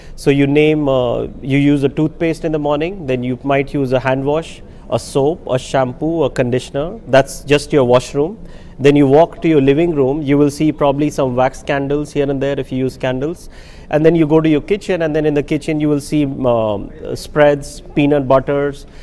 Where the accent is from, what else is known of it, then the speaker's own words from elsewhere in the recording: India; as an Indian, I have my values